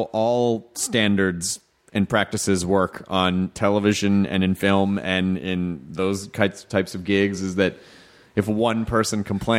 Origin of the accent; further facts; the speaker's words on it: Memphis, Tennessee, United States; also born or lived in Florida / Jonesboro, Arkansas / Louisville, Kentucky; Memphis, Tennessee. And my mom was from Florida, so I also lived in Florida part-time when I was a kid, too. So it was between... I lived in Memphis, Jonesboro, Arkansas, Louisville, Kentucky